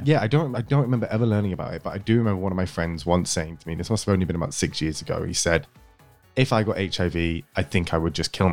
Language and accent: English; York, Yorkshire and the Humber, United Kingdom; I'm actually from York.